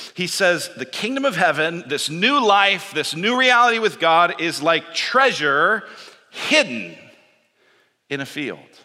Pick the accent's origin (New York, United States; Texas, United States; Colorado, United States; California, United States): Colorado, United States; Denver; I grew up in Denver